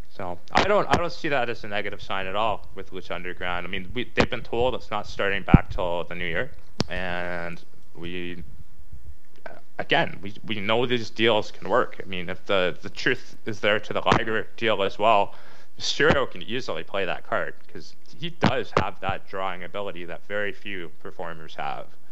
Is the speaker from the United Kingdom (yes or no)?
no; Canada; we're Canadian